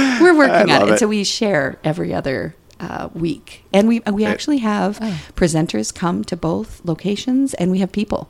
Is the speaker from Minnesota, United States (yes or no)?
yes; Mankato, Minnesota, United States; accent: Minnesota; moved away as an adult; also born or lived in Oregon / New York; now in St. Paul, United States; I grew up in southern Minnesota.